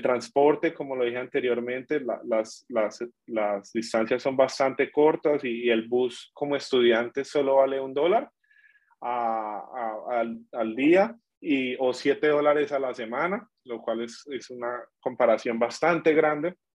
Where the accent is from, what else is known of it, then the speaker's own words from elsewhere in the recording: Villavicencio, Meta, Colombia; moved away as an adult; also born or lived in Bogotá, Colombia; now in Darwin, Australia; yo vengo de Villavicencio, donde hace calor todo el tiempo